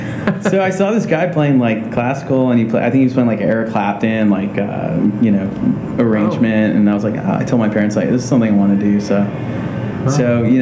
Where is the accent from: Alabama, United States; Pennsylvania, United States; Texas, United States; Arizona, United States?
Texas, United States; San Antonio; moved away as an adult; now in Indiana, United States; Grew up in San Antonio, Texas. Texas is my home state. Spent pretty much my first 22 years there. Then I came to the Midwest.